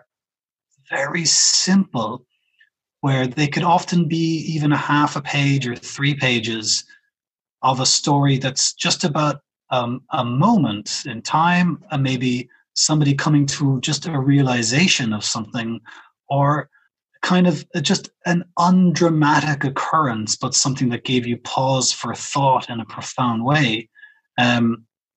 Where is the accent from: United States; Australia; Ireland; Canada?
Ireland; Cork, Munster; moved away as an adult; now in Berlin, Germany; I'm from Cork